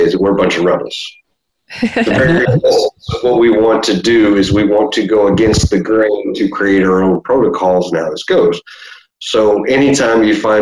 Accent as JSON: {"language": "English", "region": "Deep South Texas", "country": "United States", "tie": "born or raised there", "said": "born and raised in Deep South Texas"}